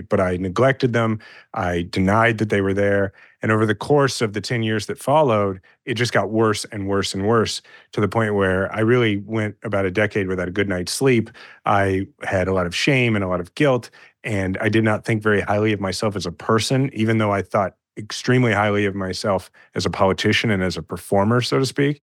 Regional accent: Kansas City, Missouri, United States; I'm a fifth generation Kansas City and I love my hometown.

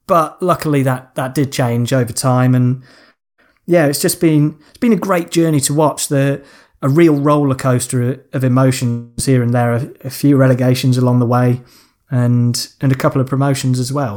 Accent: Lancashire, North West England, United Kingdom; I was born in Lancashire

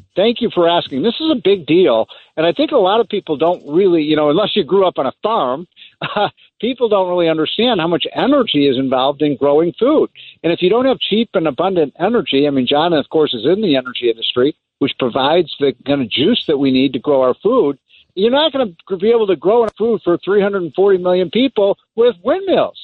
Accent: Chicago, Illinois, United States; I'm from Chicago.

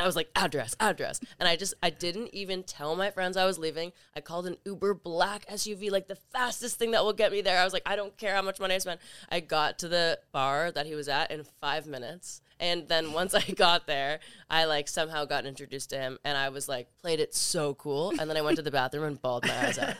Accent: Toronto, Ontario, Canada; I'm from Canada, from Toronto

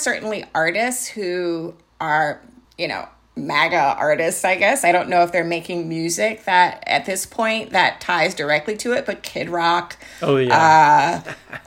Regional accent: Jacksonville, Florida, United States; I'm from Jacksonville, Florida, which is the hometown

